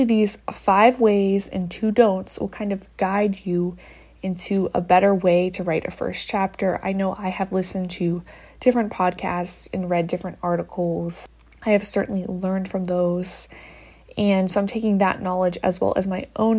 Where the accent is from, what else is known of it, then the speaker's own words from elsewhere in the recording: Midwest, United States; I'm from the Midwest